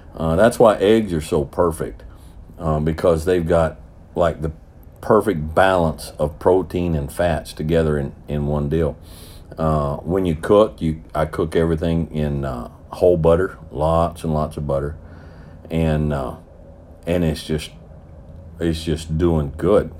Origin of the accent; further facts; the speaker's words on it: the South, United States; I'm a Southerner